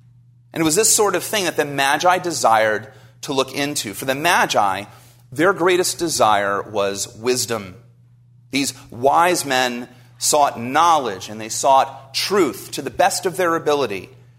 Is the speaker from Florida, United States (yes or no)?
no; New Jersey, United States; I grew up in New Jersey, so I'm a Jersey boy. You can't hear it in my accent anymore.